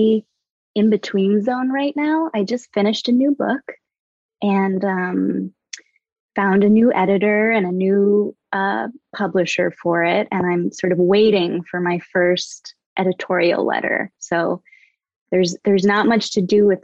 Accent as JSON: {"language": "English", "region": "Vermont", "country": "United States", "tie": "born or raised there", "moved": "yes", "lives_now": "Los Angeles, United States", "said": "I'm from Vermont. Originally born and raised in the Green"}